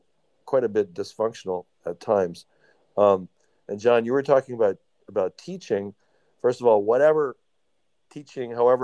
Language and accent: English; Baltimore, Maryland, United States; I was born in Baltimore. So at the time, I mean, I grew up in the early 70s in Baltimore.